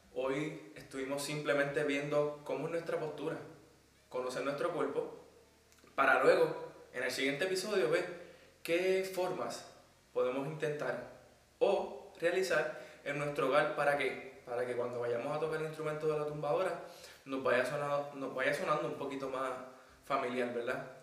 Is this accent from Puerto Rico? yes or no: yes; Puerto Rico; moved away as an adult; now in Madrid, Spain; vengo desde Puerto Rico. Actualmente estoy haciendo mi maestría en producción musical y ando por Madrid